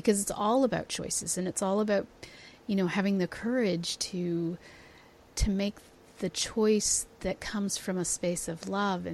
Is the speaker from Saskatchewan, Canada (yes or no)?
no; Toronto, Ontario, Canada; I'm from Toronto